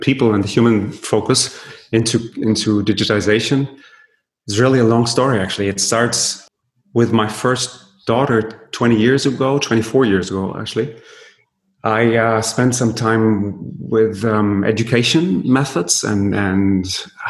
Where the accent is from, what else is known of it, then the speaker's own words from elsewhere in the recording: Berlin, Germany; I was born and raised in Berlin